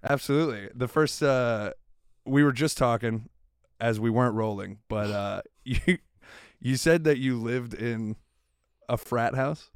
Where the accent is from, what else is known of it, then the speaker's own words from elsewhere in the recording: South Florida, United States; I'm from South Florida